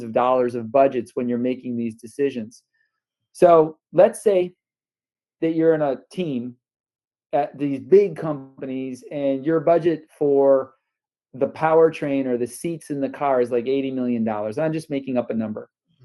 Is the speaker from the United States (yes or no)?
yes; North Tonawanda, New York, United States; moved away as an adult; also born or lived in Detroit area, Michigan / Dallas area, Texas; now in Bay Area, United States; I grew up outside of Buffalo, New York, in a little town, North Tonawanda